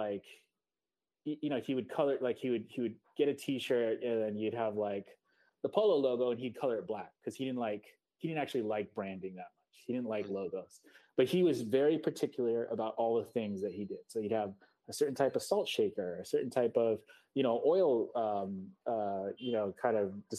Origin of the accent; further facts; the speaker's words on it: Seoul, South Korea; now in New York City, United States; I grew up in Korea, in Seoul, and my father had a design agency in Seoul.